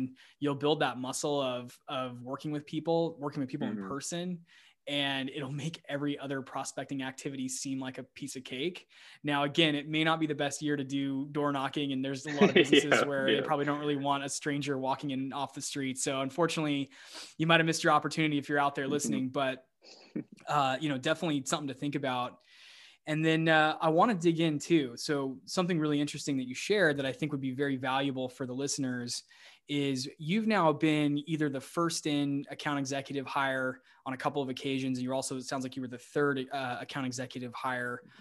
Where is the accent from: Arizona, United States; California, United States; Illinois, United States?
Arizona, United States; Scottsdale; moved away as an adult; also born or lived in Austin, Texas; my hometown of Scottsdale, Arizona